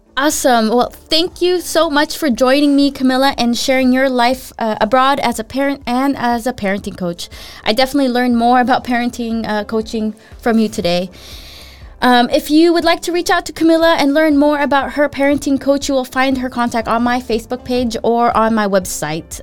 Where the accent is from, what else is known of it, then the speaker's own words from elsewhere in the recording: Philippines; also born or lived in United States; now in Denmark; when I moved to the U S, and then when I'd go home to visit the Philippines, I was the, I was the foreigner. I was like, "But I'm Filipino."